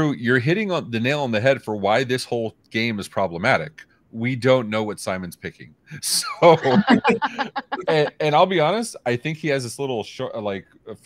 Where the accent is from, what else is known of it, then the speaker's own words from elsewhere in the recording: Miami, Florida, United States; I'm born and raised in Miami